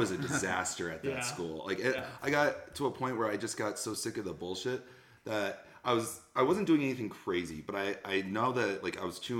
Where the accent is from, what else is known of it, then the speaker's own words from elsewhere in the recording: Conifer, Colorado, United States; I'm from Conifer.